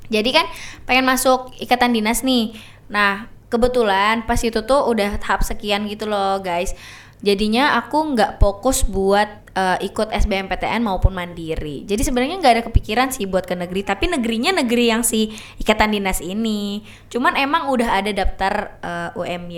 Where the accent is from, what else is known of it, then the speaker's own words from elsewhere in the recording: Kalimantan, Indonesia; Jadi dia udah berekspektasi tinggi untuk apa untuk ke Jawa misalnya karena aku dari Kalimantan nih guys